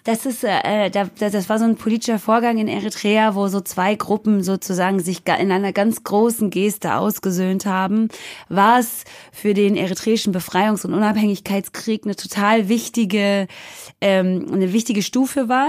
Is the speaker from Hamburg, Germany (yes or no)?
no; near Stuttgart, Baden-Württemberg, Germany; moved away as an adult; now in Berlin, Germany; in der Nähe von Stuttgart, wo ich groß geworden bin